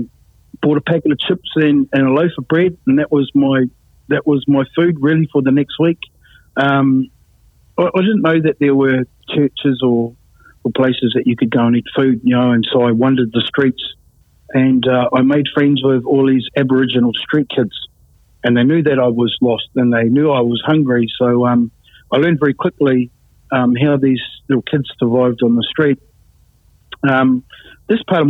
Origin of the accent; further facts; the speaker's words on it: New Zealand; moved away as an adult; also born or lived in Sydney, Australia; I don't really want to stay in my hometown